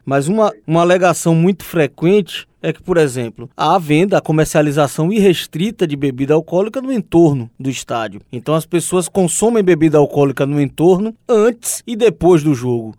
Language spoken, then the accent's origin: Portuguese; Bahia, Brazil; como bom baiano